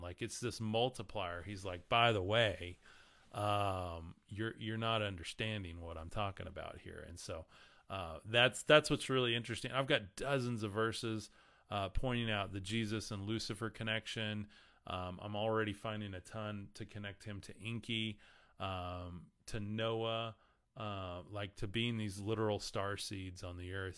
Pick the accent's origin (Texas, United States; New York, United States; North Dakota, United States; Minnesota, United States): Texas, United States; West; growing up in West Texas